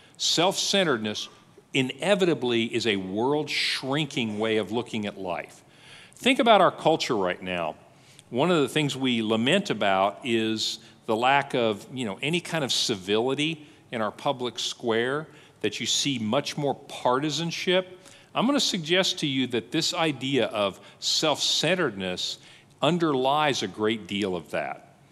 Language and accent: English; United States